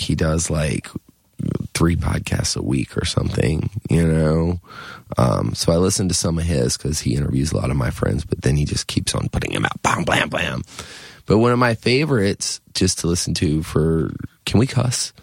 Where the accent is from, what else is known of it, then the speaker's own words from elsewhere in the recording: near Wilmington, Cape Fear area of North Carolina, United States; also born or lived in Richmond; I grew up in the Cape Fear area of North Carolina, down near Wilmington, part of the time.